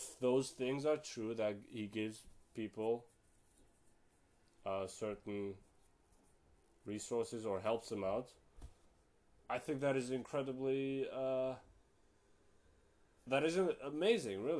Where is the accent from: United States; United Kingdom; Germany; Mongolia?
Germany; I live in Germany. I'm from Germany. And I'm half Turkish and half Moroccan